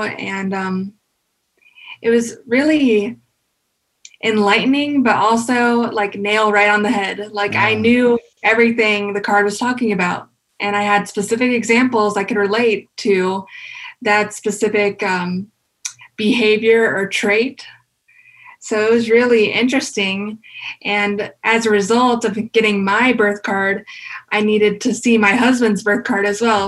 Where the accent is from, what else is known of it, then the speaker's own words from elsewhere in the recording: North Carolina, United States; I was born and raised in North Carolina all my life, but my family is originally from Ecuador.